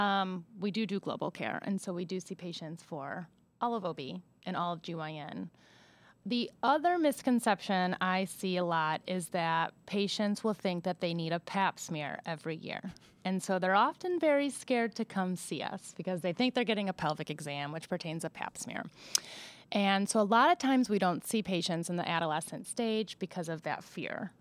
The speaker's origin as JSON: {"language": "English", "town": "Buffalo", "region": "New York", "country": "United States", "also_born_or_lived": "Rochester, New York / Kansas City / Columbus, Ohio / Marion, Ohio", "moved": "as an adult", "lives_now": "Ohio, United States", "said": "I'm originally from Buffalo, New York"}